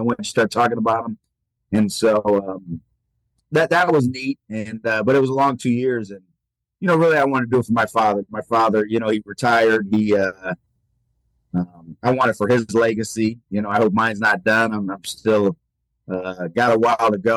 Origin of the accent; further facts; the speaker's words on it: Rochester, Illinois, United States; also born or lived in Springfield, Illinois; at 23 to get a job in my hometown